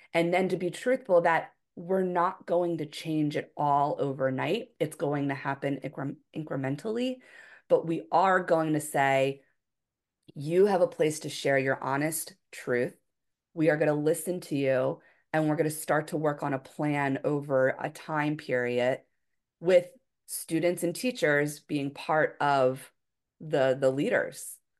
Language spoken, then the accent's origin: English; Philadelphia, Pennsylvania, United States; moved away as an adult; also born or lived in Hawaii; I was from Philadelphia area, you know, in the Northeast of the United States, very different than Hawaii